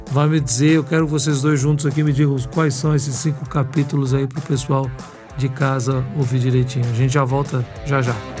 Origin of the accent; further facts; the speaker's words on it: Belo Horizonte, Minas Gerais, Brazil; Eu sou de Belo Horizonte, né, mineiro